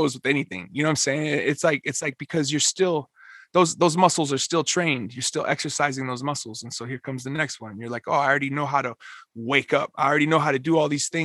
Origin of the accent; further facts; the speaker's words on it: Minneapolis, Minnesota, United States; I'm from Minneapolis